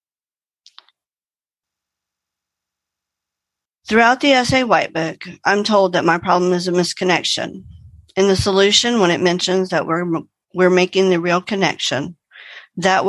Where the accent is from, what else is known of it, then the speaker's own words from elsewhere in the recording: Arlington, Texas, United States; I hail from Arlington, Texas, which is between Dallas and Fort Worth, but my home group is in Dallas.